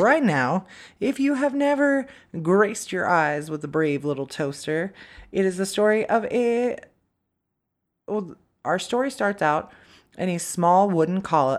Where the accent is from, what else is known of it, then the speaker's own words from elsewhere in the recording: Kansas, United States; I'm from Kansas.